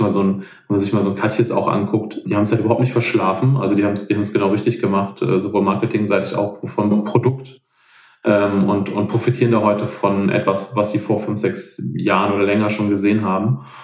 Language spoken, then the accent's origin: German; Rhineland, Germany; hier zum Beispiel bei uns im Rheinland